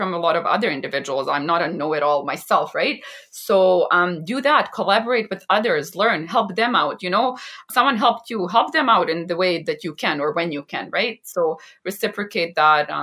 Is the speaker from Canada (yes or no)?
yes; Vancouver, British Columbia, Canada; also born or lived in Bosnia and Herzegovina; I was born in a small country in the Balkans, in Bosnia and Herzegovina. And then we immigrated to Canada and I grew up here in Vancouver, British Columbia.